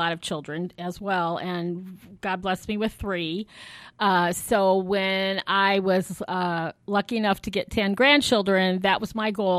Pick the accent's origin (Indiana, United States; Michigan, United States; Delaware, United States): Indiana, United States; South Bend; Okay, so I'm local. I was born right here in South Bend.